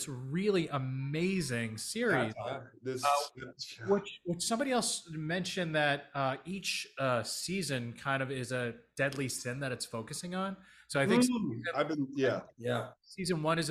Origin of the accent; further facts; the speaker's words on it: New York City, New York, United States; I am a Filipino DP director who's a father from Staten Island